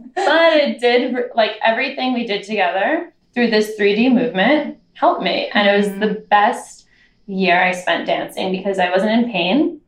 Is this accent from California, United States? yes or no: no; New York, United States; I grew up in New York